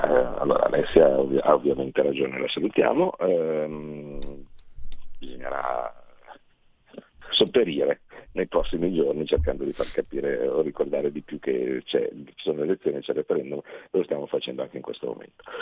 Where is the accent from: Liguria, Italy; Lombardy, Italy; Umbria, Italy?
Lombardy, Italy; Carnate; mio padre ha scelto di andare lì perché era comodo, eh, quando avevo sei anni